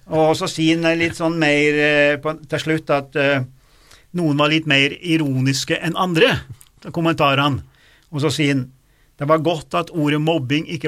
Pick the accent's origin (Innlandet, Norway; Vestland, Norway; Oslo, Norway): Innlandet, Norway; Lesja; På Lesja, jeg husker jeg vokste opp, på Lesja, der var det statiske hesjer.